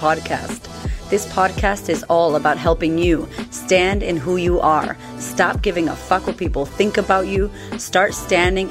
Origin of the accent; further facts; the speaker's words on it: Framingham, Massachusetts, United States; moved away as an adult; now in Melbourne, Australia; Framingham, Massachusetts, where I grew up